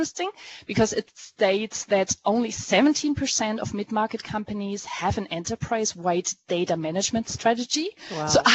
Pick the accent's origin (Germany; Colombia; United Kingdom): Germany; I was born in Germany and I'm half French.